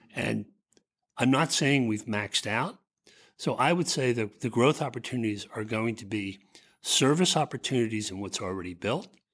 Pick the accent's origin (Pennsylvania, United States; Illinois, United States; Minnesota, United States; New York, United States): Pennsylvania, United States; Philadelphia; I grew up in the Philly area.